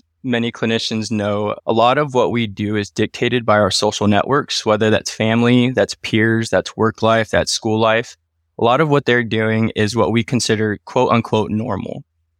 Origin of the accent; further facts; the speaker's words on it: Wenatchee, Washington, United States; born there; Myself, I was born in 1992 in Wenatchee, Washington. So 30 years of Washington history, if you will.